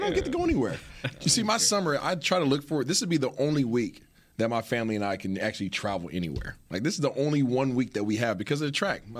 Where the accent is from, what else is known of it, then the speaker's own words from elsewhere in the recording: Seattle, Washington, United States; I'm from Seattle